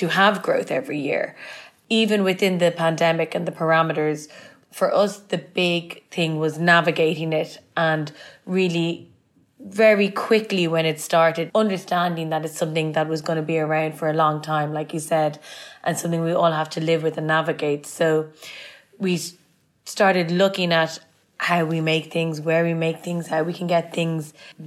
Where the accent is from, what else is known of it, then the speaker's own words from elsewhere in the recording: Dublin, Leinster, Ireland; now in London, United Kingdom; And growing up in Ireland has a huge influence on me.